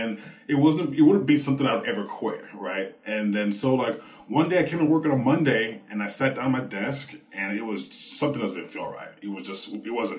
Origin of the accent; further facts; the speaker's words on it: St. Louis, Missouri, United States; moved away as an adult; now in Chicago, United States; I'm originally from St. Louis. I decided to move to Chicago